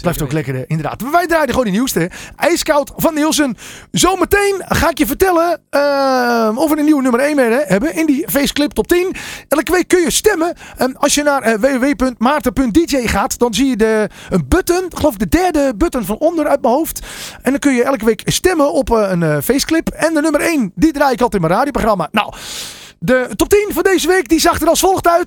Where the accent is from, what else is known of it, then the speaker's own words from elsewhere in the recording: North Holland, Netherlands; Ik kom ook uit Noord-Holland.